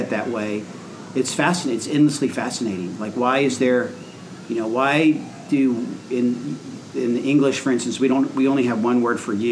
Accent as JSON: {"language": "English", "country": "United States", "moved": "as an adult", "said": "as an American"}